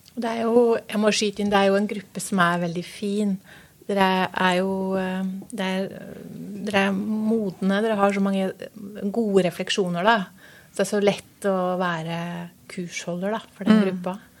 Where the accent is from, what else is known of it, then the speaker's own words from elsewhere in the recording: Norway; Jeg er eh, født i Norge eh, for eh, mange, mange år siden